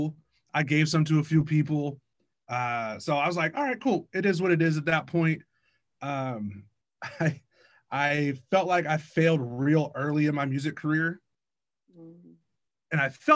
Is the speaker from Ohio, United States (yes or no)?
no; Bellingham, Washington, United States; now in Tacoma, United States; growing up in Bellingham, we had all four seasons